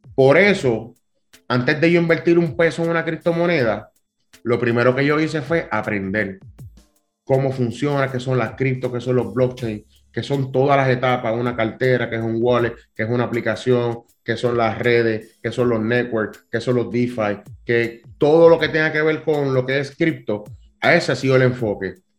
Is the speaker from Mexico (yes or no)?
no; Cataño, Puerto Rico; yo soy un muchacho eh, criado, soy de Cataño, o bien orgulloso de ser de Cataño, un residencial público.